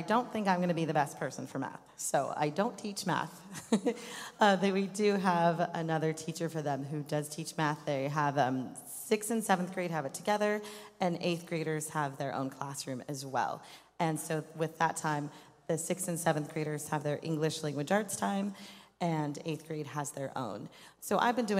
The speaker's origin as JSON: {"language": "English", "town": "Greeley", "region": "Colorado", "country": "United States", "tie": "born or raised there", "also_born_or_lived": "Arizona", "moved": "as an adult", "said": "I grew up in Greeley, Colorado"}